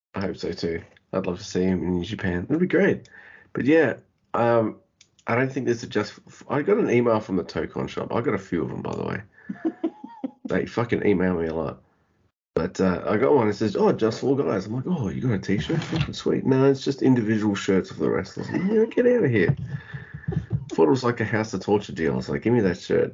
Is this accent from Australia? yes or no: yes; Australia; I'm Australian